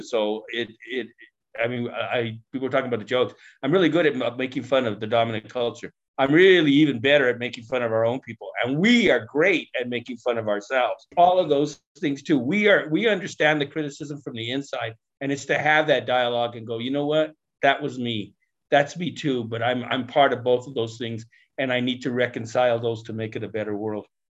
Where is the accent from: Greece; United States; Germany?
United States; Denver, Colorado; I grew up in Denver's West Side Barrio